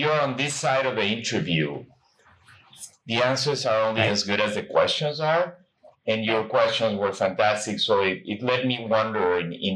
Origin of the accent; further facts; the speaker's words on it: Peru; moved away as an adult; I grew up in South America in Peru